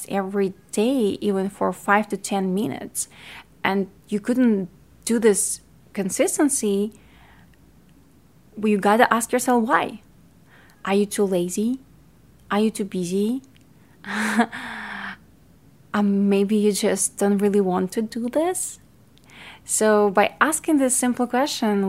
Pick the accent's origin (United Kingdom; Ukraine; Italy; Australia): Ukraine; accent: Ukrainian; English is a second language; now in United States; I was born in Ukraine and raised in Ukraine, so I speak Ukrainian and Russian, and then I learned English in America when I moved